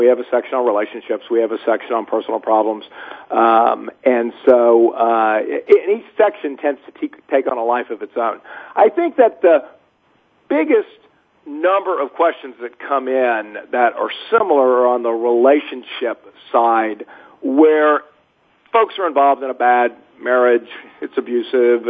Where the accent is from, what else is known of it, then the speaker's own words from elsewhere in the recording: New Orleans, Louisiana, United States; I'm from Louisiana, born in New Orleans.